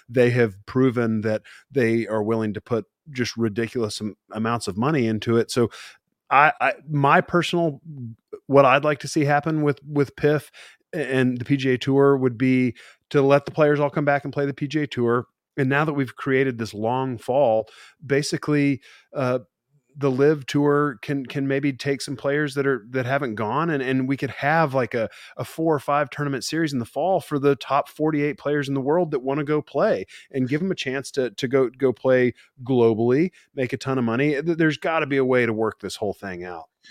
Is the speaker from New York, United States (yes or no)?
no; Amarillo, Texas, United States; I'm born and raised in Amarillo, Texas, and I grew up a Cowboys fan